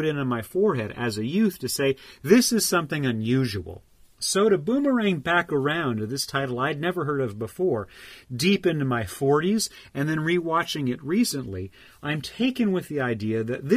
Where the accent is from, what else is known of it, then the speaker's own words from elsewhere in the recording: San Diego County, California, United States; when I was a child growing up in San Diego County